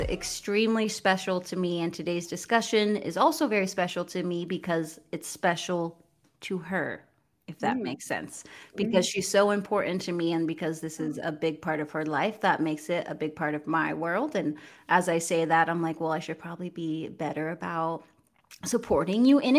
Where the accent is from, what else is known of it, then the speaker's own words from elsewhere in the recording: Spokane, Washington, United States; I'm from Spokane, obviously. So, like, I know Jesuit from growing up.